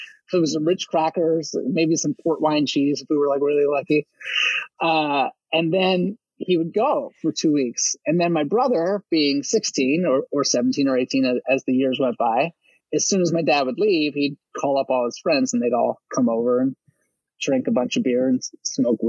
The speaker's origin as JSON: {"language": "English", "town": "Baltimore", "region": "Maryland", "country": "United States", "tie": "born or raised there", "said": "I was in Baltimore County, but right across the city line"}